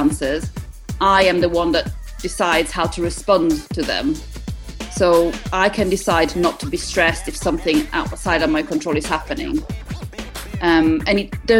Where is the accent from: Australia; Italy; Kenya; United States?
Italy; also born or lived in East Midlands, United Kingdom; now in United Kingdom; I'm from Italy originally.